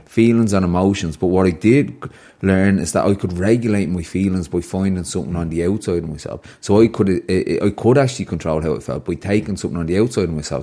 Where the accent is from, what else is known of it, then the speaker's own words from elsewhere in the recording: Ireland; the Irish culture thing of growing up in Wyham